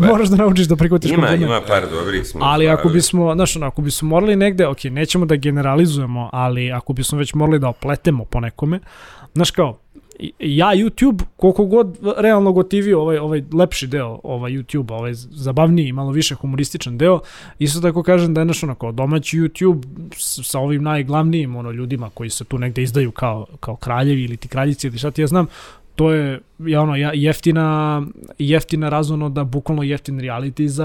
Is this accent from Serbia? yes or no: yes; Belgrade, Serbia; ja sam inako iz Zemuna